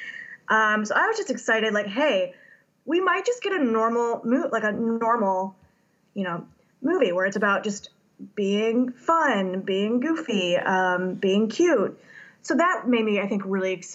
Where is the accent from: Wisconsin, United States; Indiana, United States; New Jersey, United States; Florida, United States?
Indiana, United States; I'm from Indiana